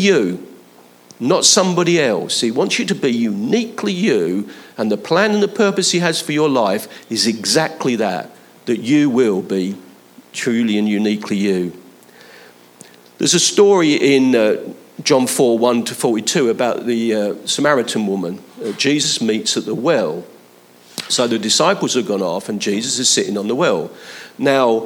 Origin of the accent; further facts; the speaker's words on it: London, United Kingdom; Where I was born I wasn't born in London, but where I grew up, Leighton and Hackney was about 3 miles away